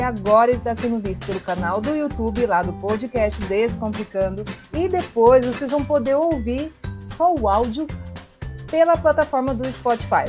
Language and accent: Portuguese; União da Vitória, Paraná, Brazil; sou de União da Vitória, Porto União